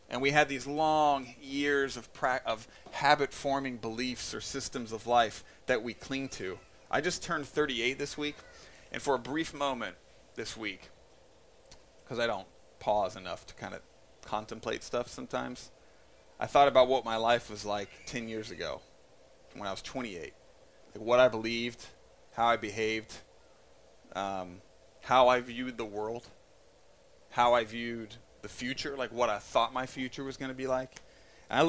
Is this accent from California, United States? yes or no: no; Indiana, United States; I was born in Indiana, the birthplace of the Ku Klux Klan. I'm a white male American